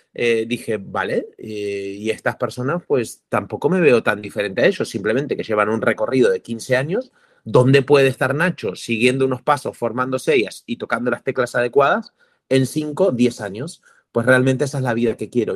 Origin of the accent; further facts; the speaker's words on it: Argentina; also born or lived in Indonesia / Costa Rica; now in Barcelona, Spain; Yo nací en Argentina, viví en Indonesia, me vine a Barcelona, estuve en Costa Rica también emprendiendo, en Indonesia, aquí, en Barcelona, que es donde vivo ahora